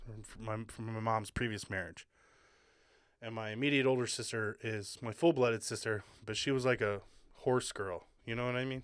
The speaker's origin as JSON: {"language": "English", "region": "Hawaii", "country": "United States", "tie": "born or raised there", "moved": "yes", "said": "I grew up in Hawaii, so, like, you know, my family was, like, the one white family"}